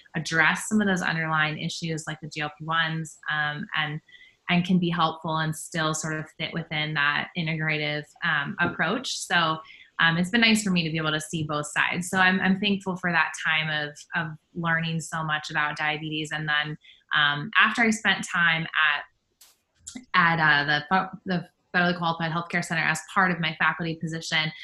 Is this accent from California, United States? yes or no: no; Harrison, Ohio, United States; also born or lived in Columbus, Ohio / Dayton, Ohio; I'm originally from Harrison, Ohio, which is on the west edge of Cincinnati area. And so, I grew up in Ohio